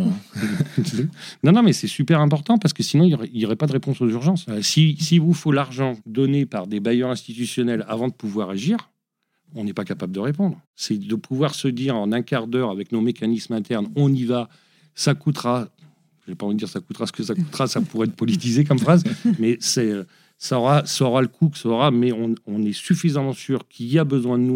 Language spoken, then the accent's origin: French; Lyon, Auvergne-Rhône-Alpes, France; une ONG de ma région, je suis lyonnais